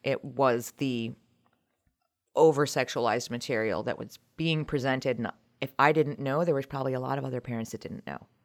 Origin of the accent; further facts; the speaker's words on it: Montgomery County, Maryland, United States; moved away as an adult; also born or lived in Colorado; now in Brunswick, United States; originally from the Montgomery County area, but we moved up to Brunswick in March of twenty twenty